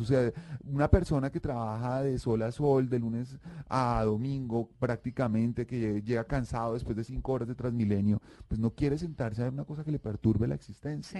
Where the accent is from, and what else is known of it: Colombia